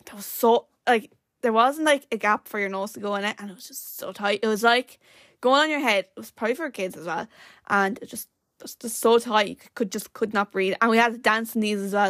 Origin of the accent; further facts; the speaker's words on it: Ireland; being born as an Irish person is just the best thing ever